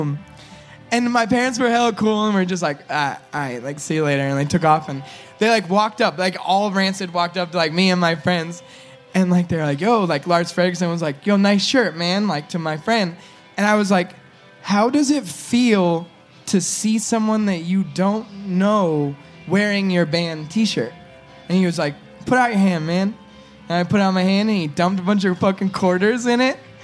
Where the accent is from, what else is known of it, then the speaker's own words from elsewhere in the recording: California, United States; we're from California